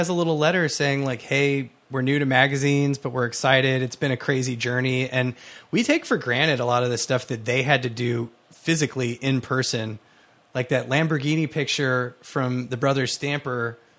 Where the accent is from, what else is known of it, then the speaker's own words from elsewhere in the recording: Texas, United States; I grew up in Texas